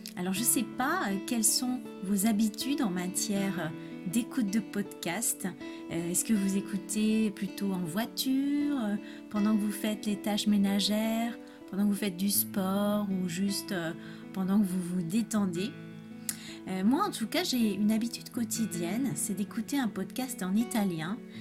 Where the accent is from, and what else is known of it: France; first language French; moved away as an adult; also born or lived in Spain